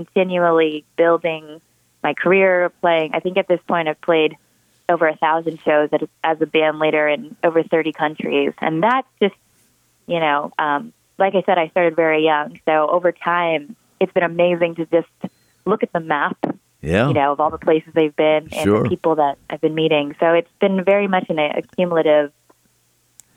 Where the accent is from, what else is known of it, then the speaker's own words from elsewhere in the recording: Brookline, Massachusetts, United States; moved away as an adult; also born or lived in Wellesley, Massachusetts / New York City; now in Los Angeles, United States; I'm joining you from Los Angeles, which is currently home, and I grew up in Boston, Massachusetts, and spent a bunch of time living in New York City, too